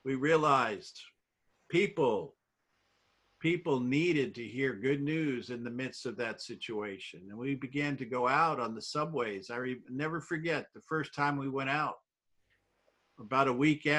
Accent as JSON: {"language": "English", "region": "New York", "country": "United States", "tie": "born or raised there", "said": "I grew up in New York"}